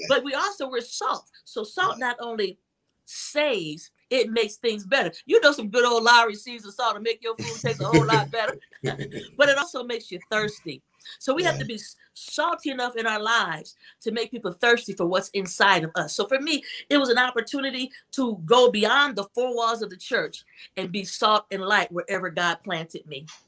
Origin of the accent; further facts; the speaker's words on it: Toledo, Ohio, United States; I grew up in Toledo, Ohio, a young girl who recognized that she had this gift.